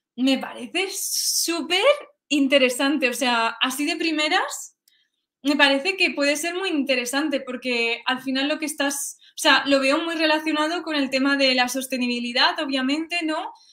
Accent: Spain; also born or lived in Sweden; siendo española

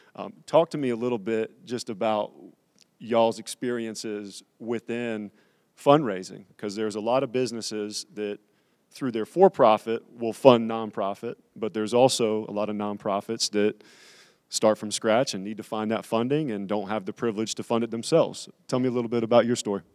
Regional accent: Raleigh, North Carolina, United States; born and raised in Raleigh

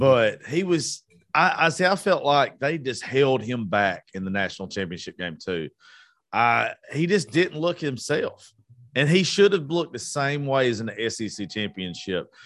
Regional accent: the South, United States; We're from the South

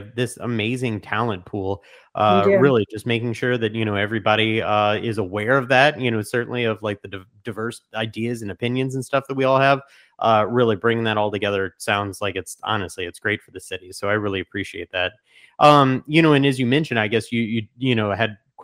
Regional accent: St. Louis, Missouri, United States; being born and raised in St. Louis

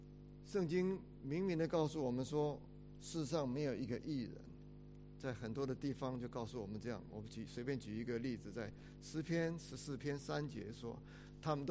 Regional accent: China; 我们中国人常常爱讲一句话，说怎么样？人不自私，下一句怎么样？天诛地灭。

